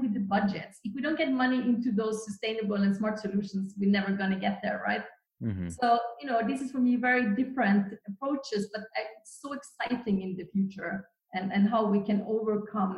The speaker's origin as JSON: {"language": "English", "country": "Norway", "said": "I'm from Norway"}